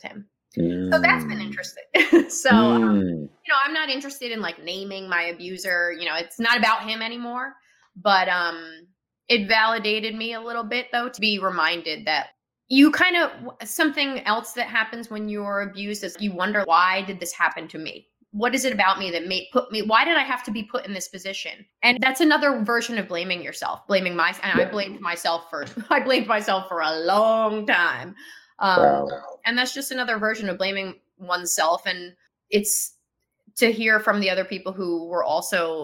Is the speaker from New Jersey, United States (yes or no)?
yes; Kinnelon, New Jersey, United States; Kinnelon is where I'm from. That's why I said Kinnelon High School. That's my hometown